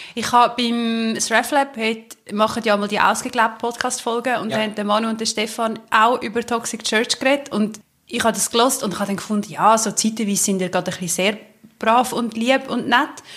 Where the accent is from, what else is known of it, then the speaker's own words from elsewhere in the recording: Switzerland; bei uns in der Schweiz